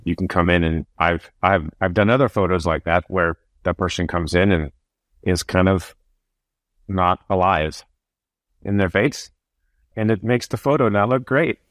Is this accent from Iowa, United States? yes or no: yes; Iowa, United States; I'm from Iowa